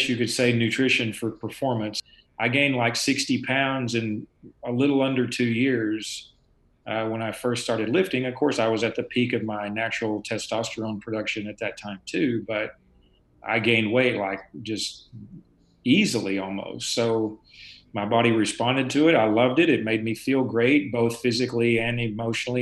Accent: the South, United States; as a Southerner growing up drinking milk and eating cheese and ice cream

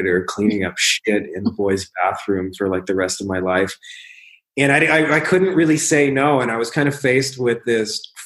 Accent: Windsor, Ontario, Canada; my hometown, Windsor, Ontario, Canada, which is literally like 5 minutes from Detroit.

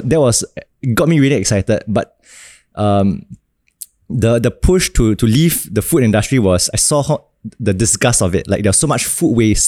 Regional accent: Singapore; also born or lived in Australia / Ireland; as a Singaporean

